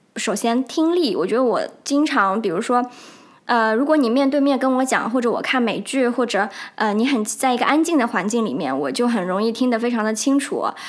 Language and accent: Chinese; Haining, Zhejiang, China; 我是在来自一个浙江的一个小城